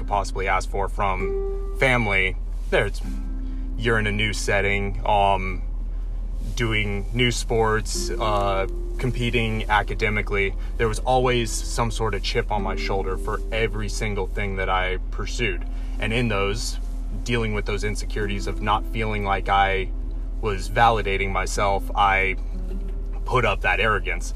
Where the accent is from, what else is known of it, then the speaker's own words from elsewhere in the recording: Coos Bay, Oregon, United States; moved away as an adult; I grew up in Southern Oregon, small town called Coos Bay